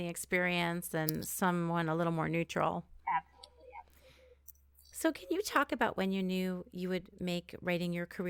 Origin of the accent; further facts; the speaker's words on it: New York City, New York, United States; I'm from Queens